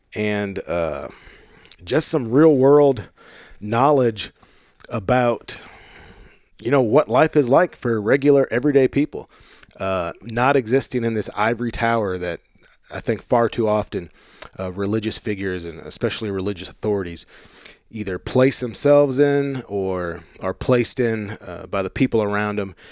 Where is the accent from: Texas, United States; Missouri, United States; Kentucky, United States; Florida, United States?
Missouri, United States; St. Louis; I grew up in Saint Louis